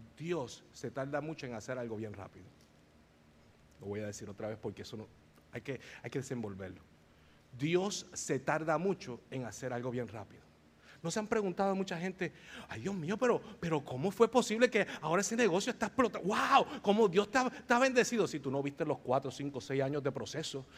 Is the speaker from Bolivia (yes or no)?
no; Bayamón, Puerto Rico; yo soy de Bayamón, Puerto Rico